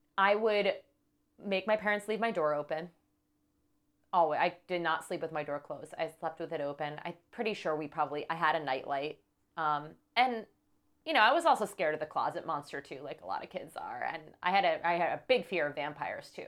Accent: New York City, New York, United States; also born or lived in Accord, New York; I grew up in New York City, in Manhattan, but when I was about four, going on five, my parents, they bought a house in a place called Accord, New York

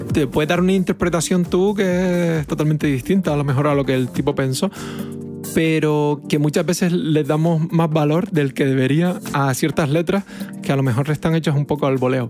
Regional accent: Canary Islands, Spain

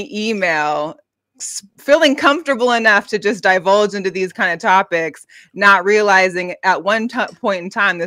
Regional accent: Seattle, Washington, United States; now in Las Vegas, United States; I'm from Seattle, but I'm here in Las Vegas

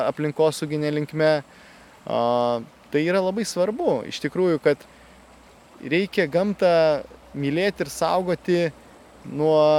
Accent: Dzūkija, Lithuania; also born or lived in Kaunas; gimiau tai Kaune, dideliam Lietuvos mieste. Uh, bet esu kilęs tai iš Dzukijos gražaus regiono ir teko aukti man e, ankstyvuose savo gyvenimo metuose jaunystėje kaime.

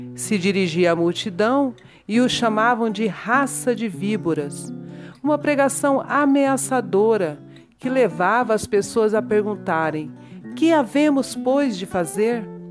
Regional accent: Orós, Ceará, Brazil; now in Goiânia, Brazil; Sou cearense, natural de Oróis, né, no sertão do Ceará.

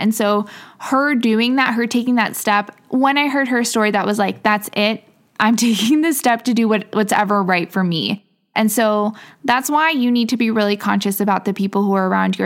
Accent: Midwest, United States; moved away as an adult; also born or lived in England; now in Miami, United States; I grew up in the Midwest and now I'm living in Miami, Florida

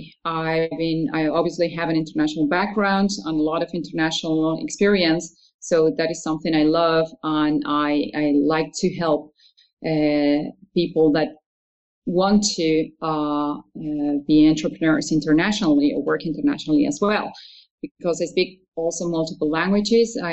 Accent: Argentina; moved away as an adult; now in Netherlands; I was born in Argentina, and after finishing high school, I studied architecture for a few years

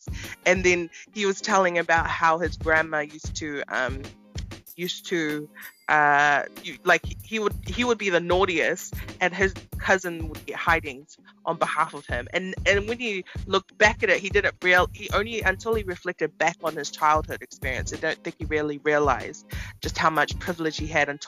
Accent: New Zealand; growing up in New Zealand, who was an islander, you know, we like are fully going into our Tongan world

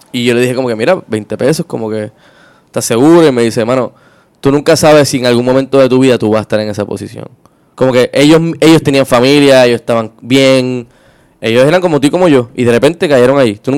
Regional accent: Río Piedras, Puerto Rico; que, nosotros somos de Río Piedras y lo hemos visto muchísimo.

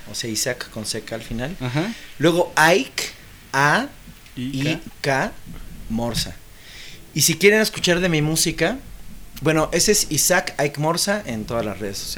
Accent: Mexico; vengo de México.

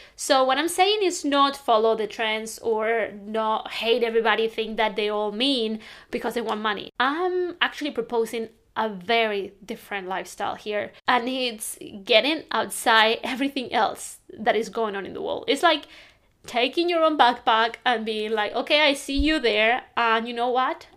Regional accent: Spain; now in London, United Kingdom; I'm from Spain. I'm living in London now

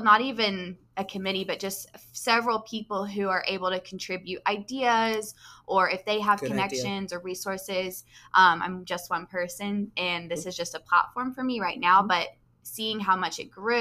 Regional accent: Sherman, United States; moved away as an adult; also born or lived in Southern California; When I moved back home after that, I found this is my hometown

